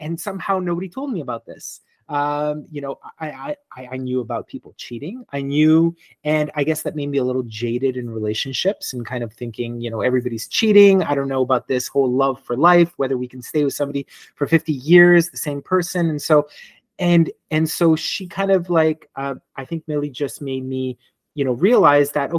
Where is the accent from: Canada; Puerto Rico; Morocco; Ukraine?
Canada; Montreal, Quebec; I am born and raised in Montreal, Quebec